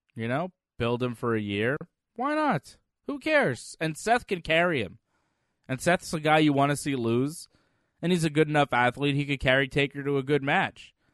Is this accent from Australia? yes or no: no; Canada; I'm Canadian